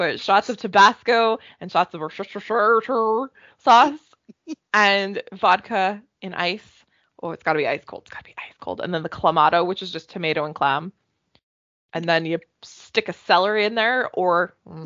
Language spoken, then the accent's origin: English; Canada; accent: hick